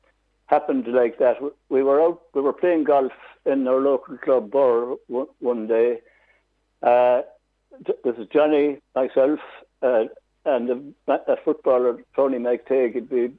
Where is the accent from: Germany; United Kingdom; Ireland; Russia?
Ireland; Tipperary, Munster; moved away as an adult; also born or lived in Offaly / Navan; I was born in Tipperary and everybody hurls in Tipperary.